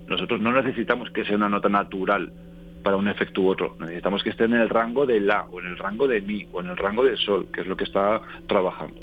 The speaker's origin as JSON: {"language": "Spanish", "town": "Calatayud", "region": "Aragon", "country": "Spain", "tie": "born or raised there", "also_born_or_lived": "Madrid / Sitges", "moved": "yes", "said": "ahora estoy en mi tierra natal, que es Calatayud, en Aragón"}